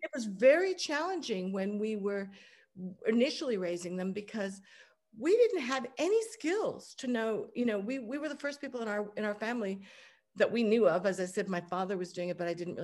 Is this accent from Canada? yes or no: no; Hong Kong; I grew up in Hong Kong